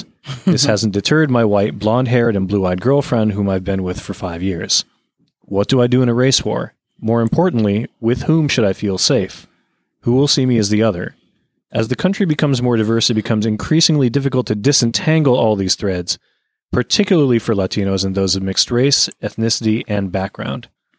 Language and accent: English; Miami, Florida, United States; now in Boston, United States; I currently live in Boston, although I'm originally from Miami. I'm also a Navy veteran. I'm what I guess could be considered white Latino, as my mother is a white Cuban and my father is Chilean, but of Italian descent.